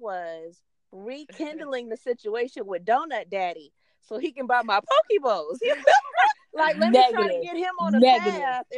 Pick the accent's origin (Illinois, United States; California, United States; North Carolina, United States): California, United States; Oakland; moved away as an adult; also born or lived in Hayward, California; now in Los Angeles, United States; I was born in Oakland.